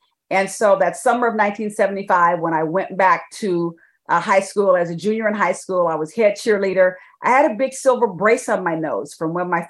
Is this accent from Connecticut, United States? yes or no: no; San Francisco Bay Area, California, United States; also born or lived in Birmingham, Alabama; now in Dallas, United States; I was raised in the San Francisco Bay Area